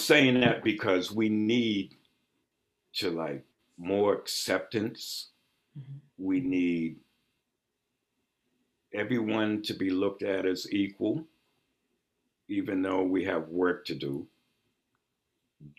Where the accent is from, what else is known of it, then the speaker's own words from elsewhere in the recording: Boston, Massachusetts, United States; growing up in Mattapan